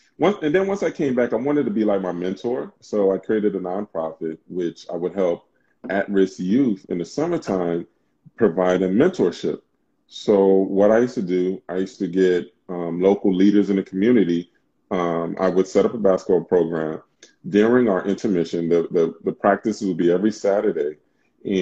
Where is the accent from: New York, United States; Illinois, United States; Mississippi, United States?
New York, United States; New York City; moved away as an adult; also born or lived in California; grew up in Brooklyn. I'm from Brooklyn.